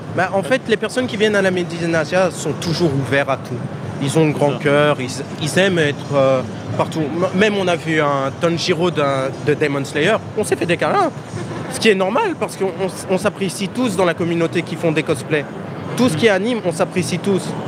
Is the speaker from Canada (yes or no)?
no; Nantes, Pays de la Loire, France; je suis né à Nantes